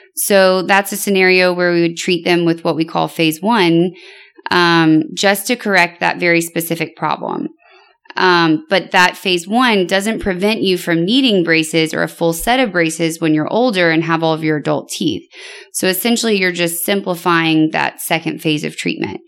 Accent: Louisiana, United States; moved away as an adult; also born or lived in Connecticut; now in Houston, United States; I'm from Louisiana originally

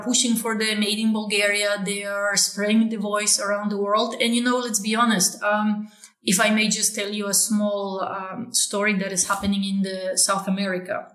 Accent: Poland; I was born in Poland, right, in the 80s.

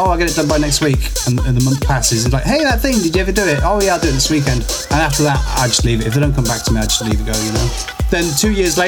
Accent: England, United Kingdom; moved away; also born or lived in Ireland / Netherlands; I'm in Ireland, I'm English

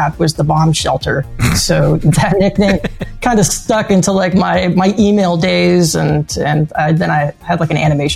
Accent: Florida, United States; I grew up in Florida when I was in high school

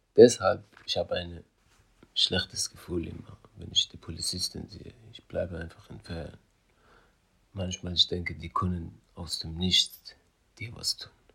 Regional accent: Iran; German is a second language; also born or lived in Afghanistan; now in Hamburg, Germany; Ich komme aus Afghanistan und im Iran aufgewachsen

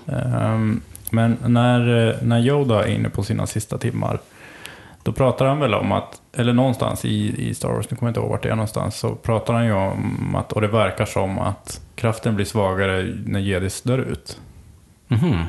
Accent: Sweden; jag kommer ifrån Sverige och jag levde på 80-talet

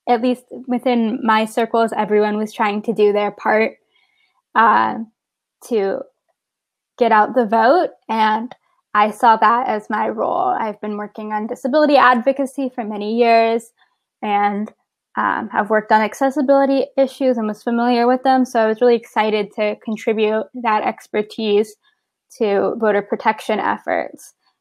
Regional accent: San Antonio, Texas, United States; moved away as an adult; now in Baltimore, United States; I live in Baltimore, Maryland right now, but I'm originally from San Antonio, Texas

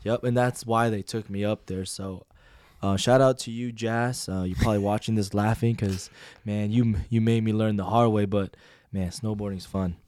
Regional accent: Washington, United States; moved away; I'm from Washington

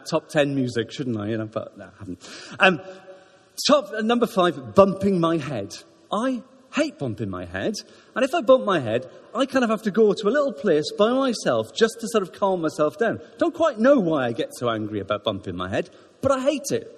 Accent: Wales, United Kingdom; now in Ruislip, United Kingdom; And I'm Welsh. I'm very Welsh

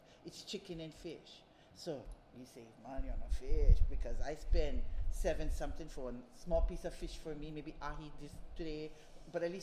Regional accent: Waimanalo, Hawaii, United States; I'm born and raised in Waimanalo

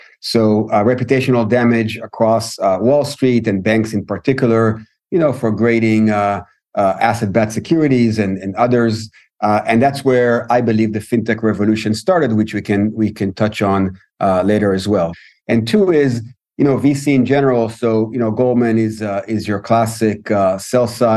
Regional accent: Israel; also born or lived in Tel Aviv, Israel; I'm Israeli

